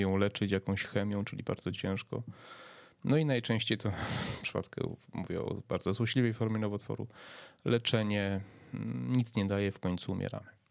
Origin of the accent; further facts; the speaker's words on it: Przemyśl, Subcarpathian Voivodeship, Poland; ja pochodzę z Przemyśla